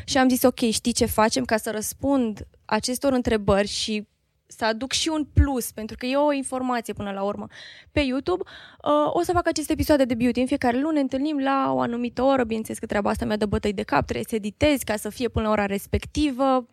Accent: Târgu Mureș, Mureș County, Romania; moved away as an adult; now in Cluj-Napoca, Romania; eu sunt din Târgu Mureș

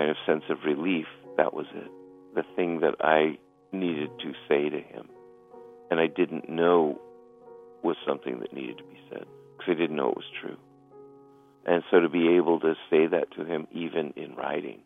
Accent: Mexico; now in United States; I was born in Mexico, but my mother was American.

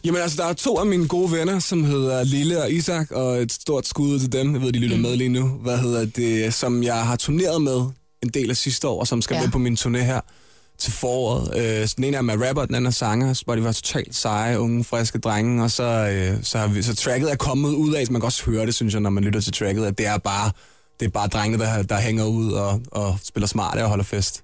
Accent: Vestegnen, Capital Region of Denmark, Denmark; der, hvor jeg kommer fra, som er Vestegnen

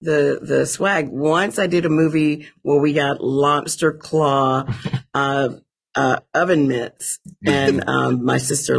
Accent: Alabama, United States; I'm from Alabama and there's not a lot of ice.

